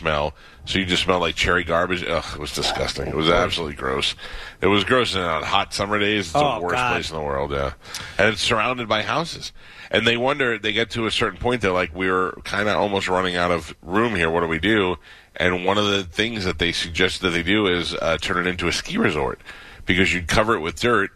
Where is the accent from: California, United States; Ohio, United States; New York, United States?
New York, United States; New York City; I grew up in Staten Island, New York, where it was approximately 17 miles long